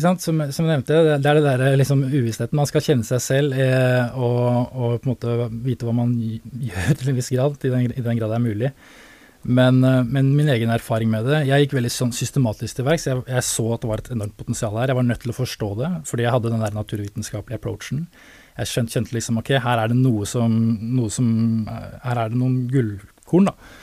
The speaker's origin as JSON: {"language": "Norwegian", "region": "Oslo", "country": "Norway", "tie": "born or raised there", "moved": "yes", "lives_now": "Tønsberg, Norway", "said": "jeg kommer jo opprinnelig fra Oslo, da, egentlig vokste opp"}